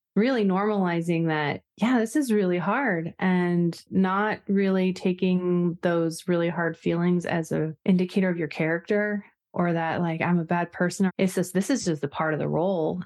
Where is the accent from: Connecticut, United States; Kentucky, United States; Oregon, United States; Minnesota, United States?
Oregon, United States; Oregon coast, United States; I am pretty much Pacific Northwest raised, which to me is a large part of my identity just as far as really loving nature, and I grew up on the Oregon coast